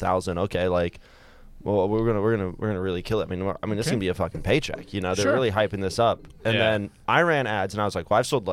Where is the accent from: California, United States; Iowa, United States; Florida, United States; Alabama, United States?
Iowa, United States; I'm from Iowa, but Montana's way more rural.